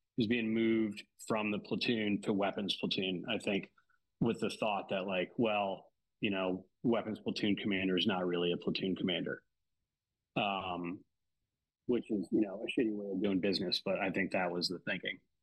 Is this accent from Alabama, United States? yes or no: no; Washington, District of Columbia, United States; moved away as an adult; also born or lived in New Orleans; I grew up in the D.C. area um, my whole life until uh, I turned 18 and came down to New Orleans to go to college.